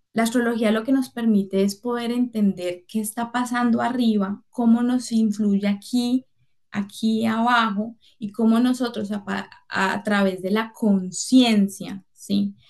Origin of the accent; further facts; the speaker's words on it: Cali, Valle del Cauca, Colombia; soy caleña